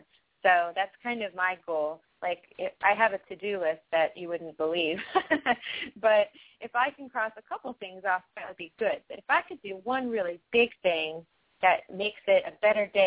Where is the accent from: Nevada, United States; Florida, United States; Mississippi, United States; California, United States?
Florida, United States; Miami; I grew up in Miami, Florida